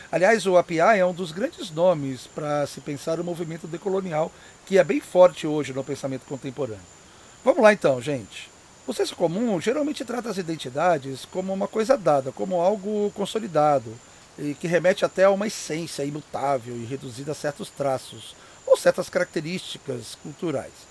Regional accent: São Paulo, Brazil; born there; Por isso, mesmo tendo nascido aqui em São Paulo, eu sempre me senti e me vi como chinês.

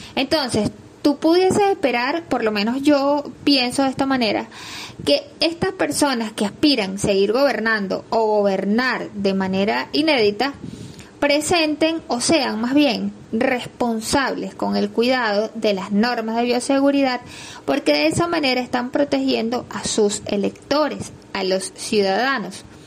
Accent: Venezuela; los venezolanos decimos

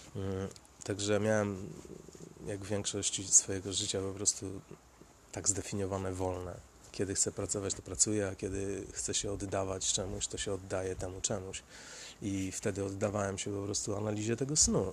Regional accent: Sieradz, Łódź Voivodeship, Poland; now in Łódź, Poland; ja pochodzę z Sieradza

